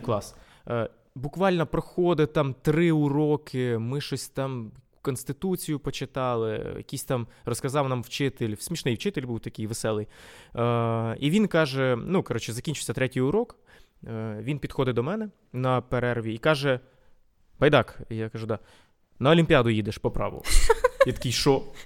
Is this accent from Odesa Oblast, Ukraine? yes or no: no; Vinnytsia, Vinnytsia Oblast, Ukraine; first language Ukrainian; я якби був спочатку україномовним взагалі за за програмним налаштуванням. Ось е, у Вінницьким